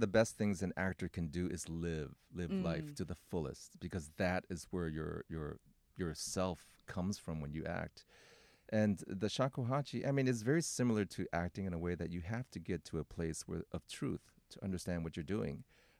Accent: Oakland, California, United States; You know, but I mean, I'm from Oakland. Okay, so.

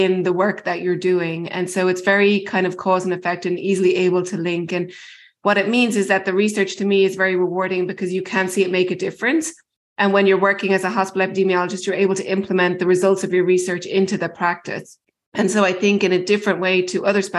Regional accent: Ireland; moved away as an adult; also born or lived in Baltimore, United States; now in United States; I'm originally from Ireland and did all my medical school and a lot of my training there

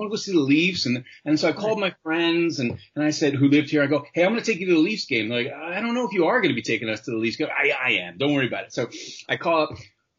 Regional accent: New York City, New York, United States; also born or lived in Los Angeles / Santa Barbara; now in Toronto, Canada; I grew up in Manhattan

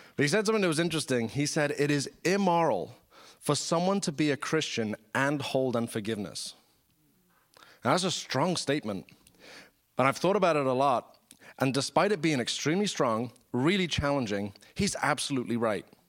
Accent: United Kingdom; I'm British

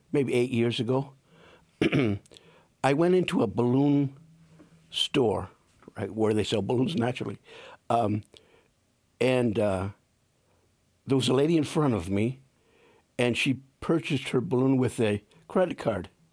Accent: Saginaw, Michigan, United States; moved away as an adult; also born or lived in El Paso, Texas / Plymouth, Indiana; now in South Bend, United States; I grew up in Saginaw, Michigan

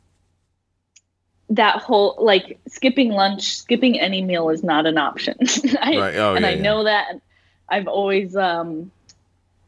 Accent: Salt Lake City, Utah, United States; I'm from Salt Lake City

